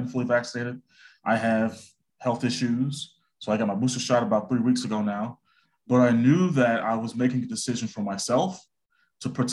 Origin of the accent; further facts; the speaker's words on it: Chicago, Illinois, United States; I was born and raised in the South Side of Chicago